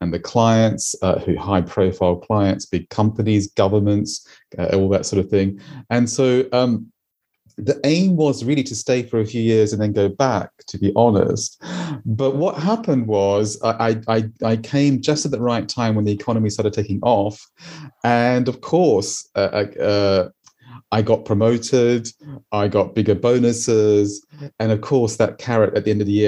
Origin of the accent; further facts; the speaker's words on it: Australia; moved away as an adult; now in London, United Kingdom; I'm Australian. I've been here 20 years